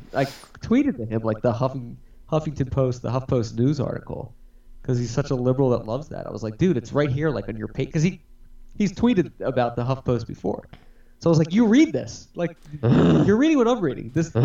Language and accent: English; Philadelphia, Pennsylvania, United States; We grew up in Philly.